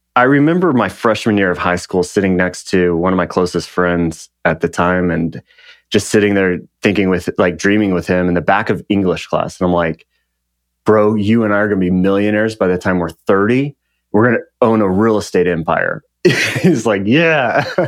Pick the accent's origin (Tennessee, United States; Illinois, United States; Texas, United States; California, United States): Texas, United States; Lubbock; I grew up in West Texas, town called Lubbock, uh, right in the panhandle of Texas.